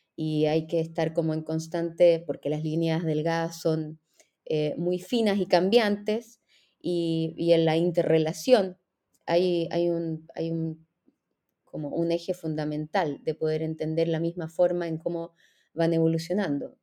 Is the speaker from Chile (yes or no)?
yes; Chile; moved away as an adult; also born or lived in Israel; soy chilena